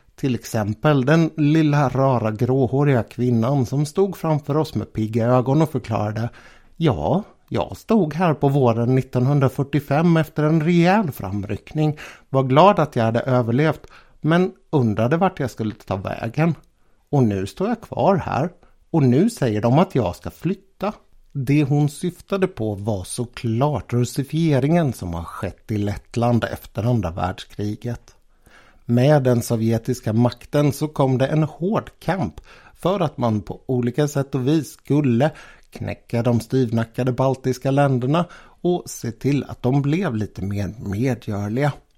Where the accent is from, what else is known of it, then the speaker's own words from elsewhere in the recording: Sweden; Jag var ju från Sverige